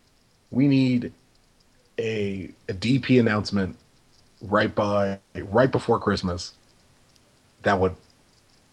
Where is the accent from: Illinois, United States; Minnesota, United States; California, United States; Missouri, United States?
California, United States; Los Angeles; we are from Southern California. We are from Los Angeles